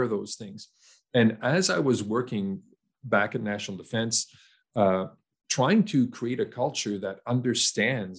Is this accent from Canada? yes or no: yes; Canada; a young Canadian man growing up in Canada